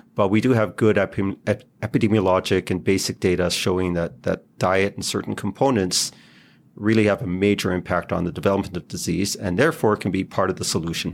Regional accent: Israel; moved away as an adult; also born or lived in Toronto; I grew up in Israel, went, I did medical school and pediatrics there

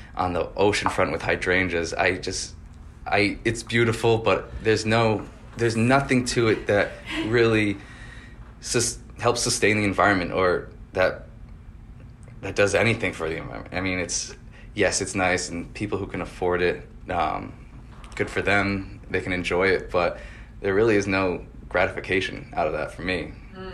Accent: West Kingston, Rhode Island, United States; I grew up next in West Kingston, so I'm a local

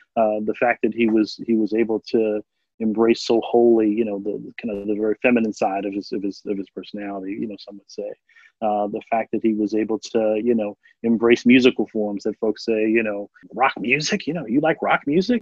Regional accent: Philadelphia, Pennsylvania, United States; growing up in Philadelphia in a high poverty, high crime area

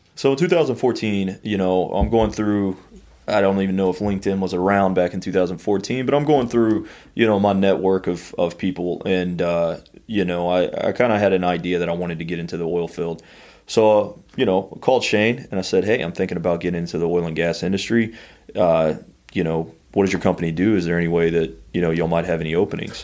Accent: Sour Lake, Texas, United States; also born or lived in College Station, Texas / Austin, Texas; I grew up in Sour Lake, a little town outside of Beaumont

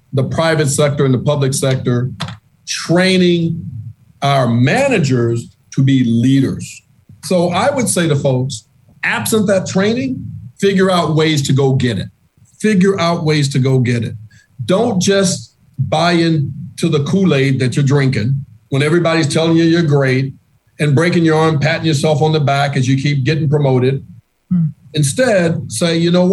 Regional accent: Monroe, Louisiana, United States; now in Boston, United States; I grew up in Monroe, Louisiana, which is predominantly landlocked

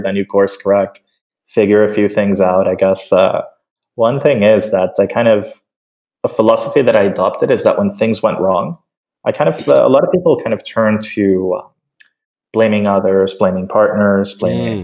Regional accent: Caracas, Capital District, Venezuela; I'm originally from Caracas, Venezuela

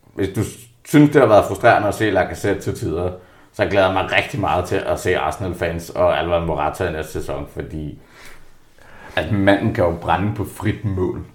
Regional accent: Jutland, Denmark; jeg er jo jyde

